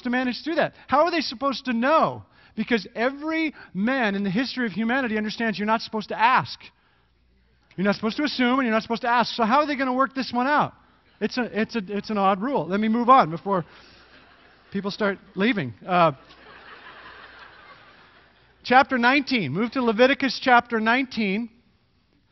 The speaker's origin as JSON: {"language": "English", "country": "Canada", "moved": "yes", "said": "I am Canadian"}